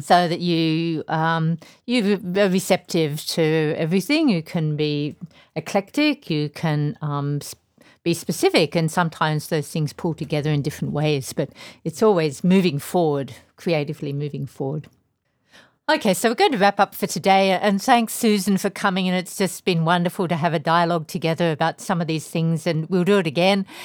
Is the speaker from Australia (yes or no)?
yes; Tasmania, Australia; moved away as an adult; also born or lived in London; I come from Tasmania, which is a very small place. I think when I grew up, it had two hundred fifty thousand people.